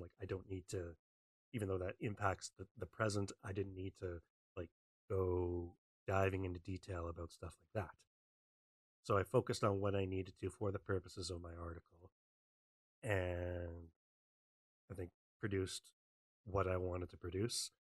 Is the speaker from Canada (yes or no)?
yes; Western Canada, Canada; I'm from Canada. I grew up in Western Canada.